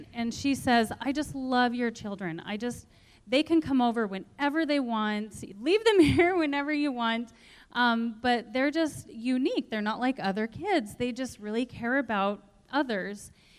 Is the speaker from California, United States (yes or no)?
no; Hermosa, South Dakota, United States; I'm from Hermosa, South Dakota. My husband and I own and operate a small market garden there.